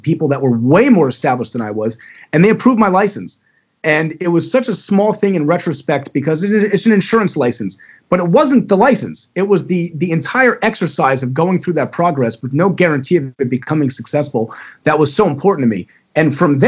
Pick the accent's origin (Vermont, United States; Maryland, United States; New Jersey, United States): Maryland, United States; Owings Mills; moved away as an adult; also born or lived in Florida; now in Baltimore, United States; I grew up in Owings Mills.